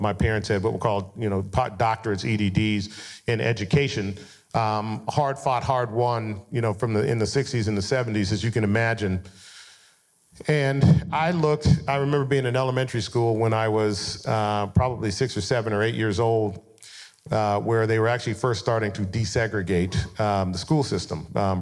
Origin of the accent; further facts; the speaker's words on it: Denver, Colorado, United States; I grew up in Colorado